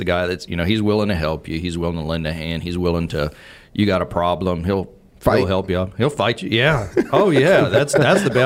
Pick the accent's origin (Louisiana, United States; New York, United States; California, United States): Louisiana, United States; Cut Off; first language Cajun French; I'm from a little town called Cutoff, Louisiana